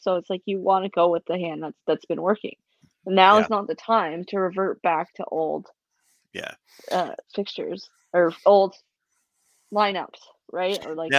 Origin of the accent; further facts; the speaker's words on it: Canada; I'm Canadian